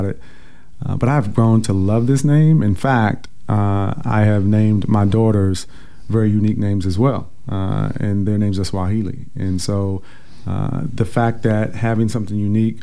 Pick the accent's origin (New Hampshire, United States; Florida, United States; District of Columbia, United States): District of Columbia, United States; Washington; growing up in Northeast Washington, D.C., as I mentioned, I've been here my entire life